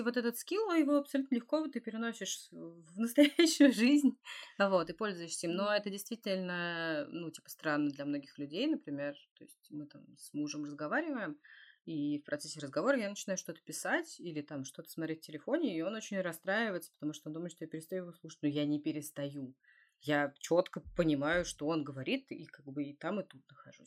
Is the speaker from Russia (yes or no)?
yes; Russia; я из России